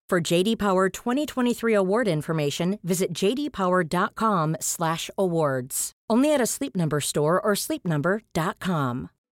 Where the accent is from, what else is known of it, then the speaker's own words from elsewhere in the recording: France; chez nous en France